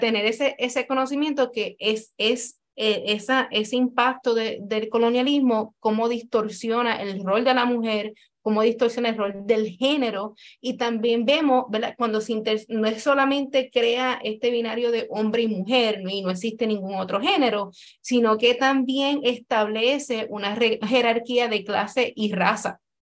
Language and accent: Spanish; Puerto Rico; Como, como mujer puertorriqueña